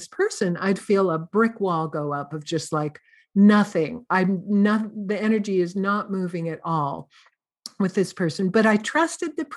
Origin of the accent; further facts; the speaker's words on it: Santa Cruz, California, United States; I'm from Santa Cruz, California